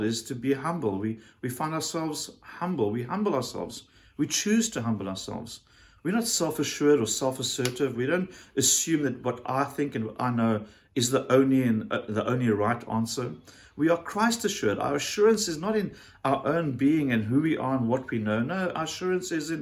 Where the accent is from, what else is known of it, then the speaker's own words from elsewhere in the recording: South Africa; as a South African